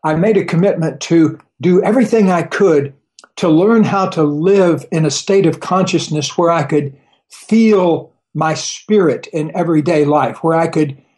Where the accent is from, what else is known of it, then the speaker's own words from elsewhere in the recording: Florida, United States; Well, I grew up down in Florida